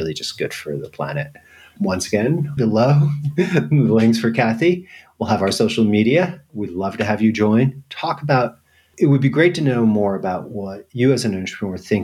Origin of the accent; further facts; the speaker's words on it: New York, United States; moved away as an adult; now in Europe; I'm a New Yorker